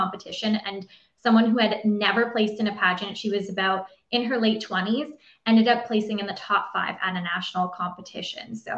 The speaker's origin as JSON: {"language": "English", "region": "Ontario", "country": "Canada", "said": "I'm from Ontario, Canada"}